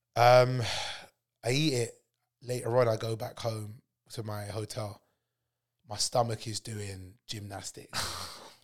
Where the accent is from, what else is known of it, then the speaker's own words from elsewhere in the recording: London, United Kingdom; I was born and raised in Neasden